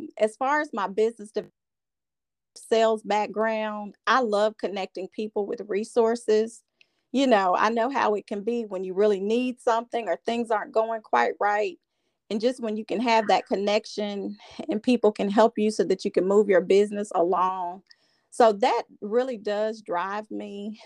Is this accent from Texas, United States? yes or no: no; Camden, Arkansas, United States; now in Little Rock, United States; I am a native of Arkansas. I'm actually from Camden, Arkansas, but I've lived here in Little Rock for about the past 18 years.